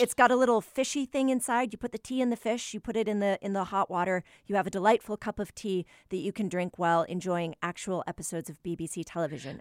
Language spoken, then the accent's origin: English; New England, United States; I'm, I'm from New England, so I tend to default to an aw sound when I, when I speak